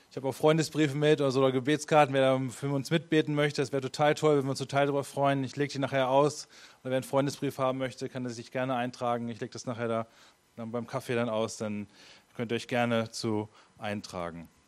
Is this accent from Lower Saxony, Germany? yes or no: yes; Hameln, Lower Saxony, Germany; ich komme eigentlich aus Hameln.